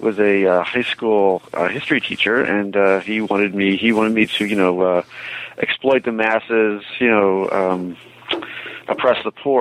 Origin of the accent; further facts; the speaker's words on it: Philadelphia, Pennsylvania, United States; I'm originally from the Philadelphia area, and I went to St. Joseph's University when it was still mostly a school for commuters.